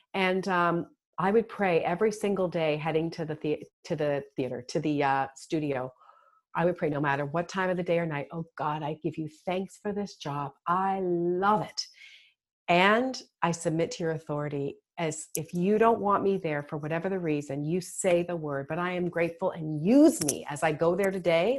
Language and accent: English; Toronto, Ontario, Canada; moved away as an adult; now in United States; I'm from Toronto originally. I've been in the US for 20 years